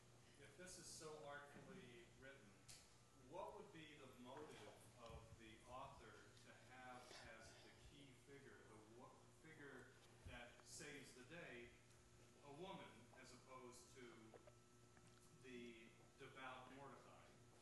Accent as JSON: {"language": "English", "town": "San Diego", "region": "California", "country": "United States", "said": "I came all the way from San Diego."}